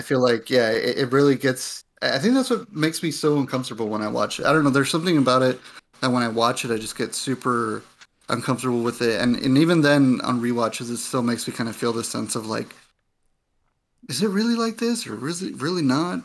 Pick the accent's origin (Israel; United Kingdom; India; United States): United States; my parents came from Mexico and I, and I, and I grew up here in the States